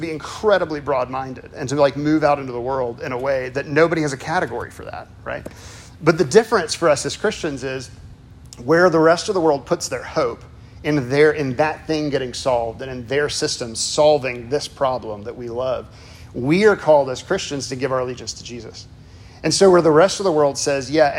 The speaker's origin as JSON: {"language": "English", "town": "Chicago", "region": "Illinois", "country": "United States", "moved": "yes", "said": "I'm originally from Chicago, sort of."}